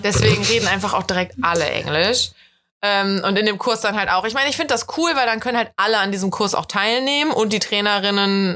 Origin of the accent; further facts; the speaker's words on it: Rhineland, Germany; Ich bin halt eine richtige Rheinländerin